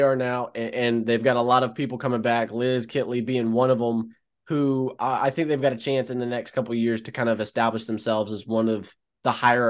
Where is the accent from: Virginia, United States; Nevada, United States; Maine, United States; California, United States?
Virginia, United States; born there; I'm from Virginia, born, not raised.